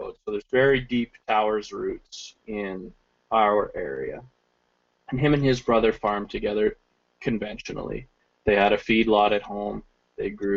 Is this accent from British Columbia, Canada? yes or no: no; Red Deer, Alberta, Canada; moved away as an adult; also born or lived in Algoma District, Ontario; I'm originally from Red Deer, but I spent a shift in Ontario